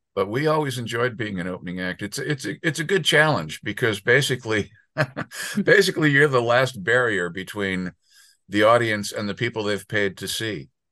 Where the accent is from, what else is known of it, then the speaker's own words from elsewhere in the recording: southern Connecticut, United States; also born or lived in New York City / Tenafly, New Jersey / Englewood, New Jersey; I was born in New York City, and then I okay. lived a few years in uh, Tenafly and Englewood, New Jersey. Okay. And then mostly I grew up in uh, southern Connecticut, uh, Fairfield okay. County, okay. Wilton, and Darien.